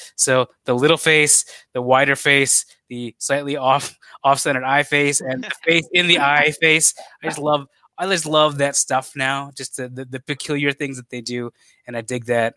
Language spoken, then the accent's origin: English; Chicago, Illinois, United States; as a Chicagoan